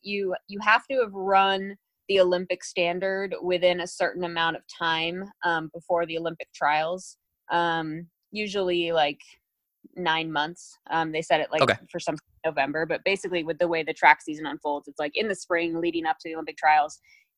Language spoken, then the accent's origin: English; England, United Kingdom; born there; I was born in England. My mom is English.